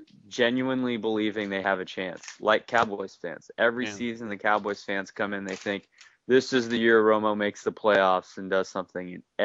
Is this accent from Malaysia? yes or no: no; Paris, Île-de-France, France; I mean, well, first of all, I grew up I spent some time growing up in Paris and France, and so – I went to a lot of games for the soccer club, the local team, PSG.